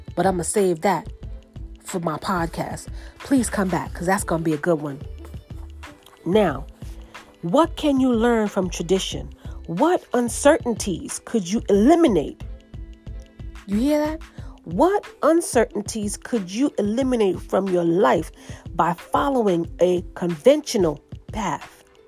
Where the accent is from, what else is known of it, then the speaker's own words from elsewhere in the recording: New York City, New York, United States; I'm from New York City